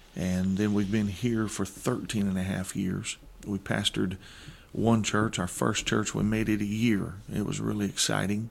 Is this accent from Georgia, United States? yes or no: no; Granite City, Illinois, United States; moved away as an adult; I was born in Granite City, Illinois